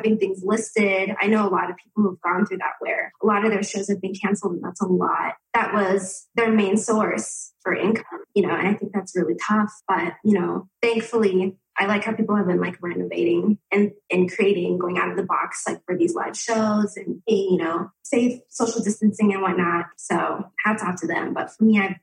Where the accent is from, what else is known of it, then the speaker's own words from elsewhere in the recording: Sioux Falls, South Dakota, United States; I am actually born and raised in South Dakota